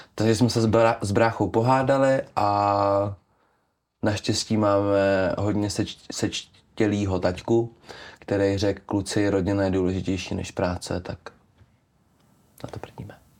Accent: Czechia; já tím, že jsem z Krkonoš

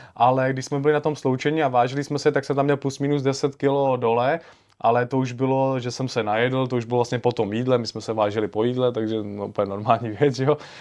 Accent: Czechia; já jsem z Čech

